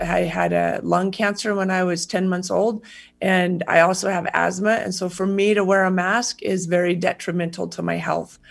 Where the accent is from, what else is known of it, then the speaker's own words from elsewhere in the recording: United States; as an American citizen